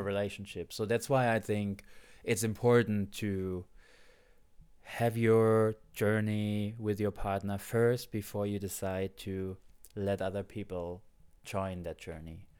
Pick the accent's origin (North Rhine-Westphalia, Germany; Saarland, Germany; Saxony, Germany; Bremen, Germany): Saarland, Germany; moved away